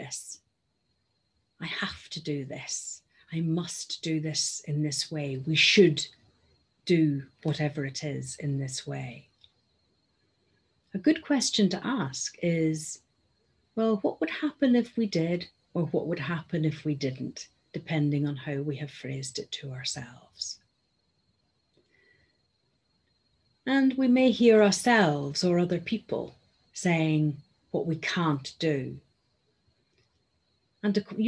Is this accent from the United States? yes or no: no; Northern Ireland, United Kingdom; moved away; You'll have gathered from my accent that I am originally from Northern Ireland and brought up there.